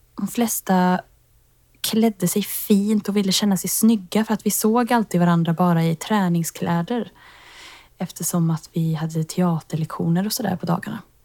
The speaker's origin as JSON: {"language": "Swedish", "town": "Tidan", "region": "Västra Götaland", "country": "Sweden", "moved": "yes", "lives_now": "Stockholm, Sweden", "said": "jag bor i Stockholm just nu men jag kommer ifrån Tidan som är en liten bonnahöla utanför Skövde"}